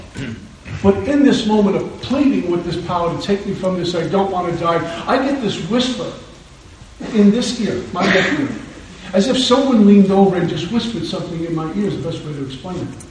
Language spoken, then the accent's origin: English; New York City, New York, United States; moved away; growing up in Brooklyn, New York, where I'm from originally